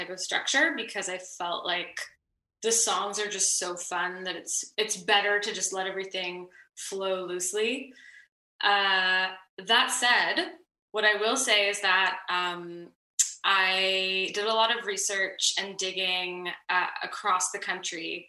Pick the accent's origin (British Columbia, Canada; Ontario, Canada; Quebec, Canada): Quebec, Canada; Montreal; I'm from Montreal and I am bilingual